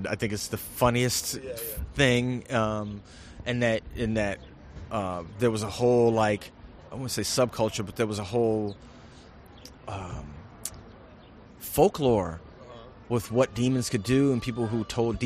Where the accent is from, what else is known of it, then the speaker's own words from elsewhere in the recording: Flint, Michigan, United States; I grew up in Flint, Michigan during the crack explosion